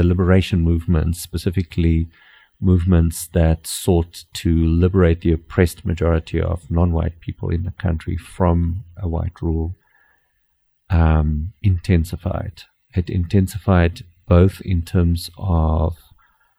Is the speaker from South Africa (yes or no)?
yes; South Africa; first language Afrikaans; English is a second language; in my high school, as in every other white high school in the country, we did military exercises on Fridays